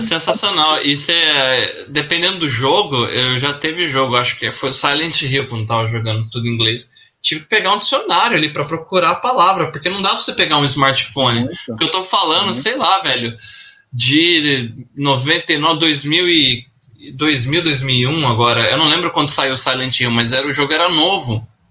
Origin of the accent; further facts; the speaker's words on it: Brazil; eu nasci no Brasil